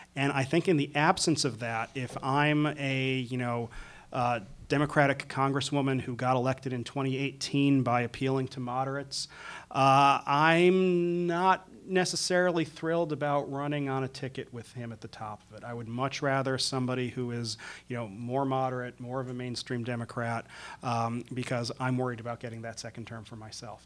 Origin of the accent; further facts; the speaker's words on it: Scranton, Pennsylvania, United States; I grew up in Scranton, Pennsylvania, home of Joe Biden, in the same neighborhood Joe Biden did